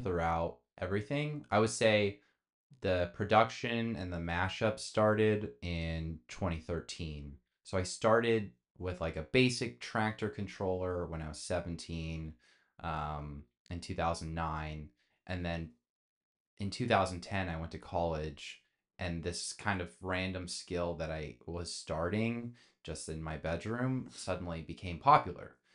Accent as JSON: {"language": "English", "area": "Bay Area", "region": "California", "country": "United States", "tie": "born or raised there", "said": "growing up in the Bay Area."}